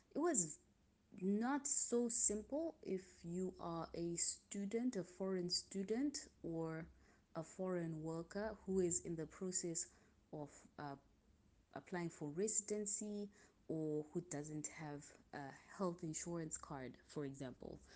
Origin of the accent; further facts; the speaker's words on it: Zimbabwe; now in Milan, Italy; I am from Zimbabwe and I'm currently living in Milan, Italy